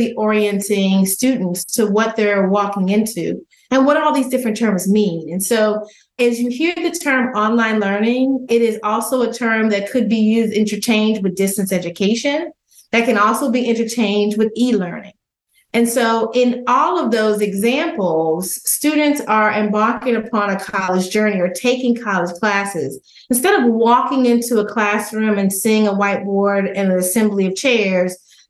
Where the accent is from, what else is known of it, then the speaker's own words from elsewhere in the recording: outside of Dallas, Texas, United States; growing up in Texas, outside of Dallas in a small town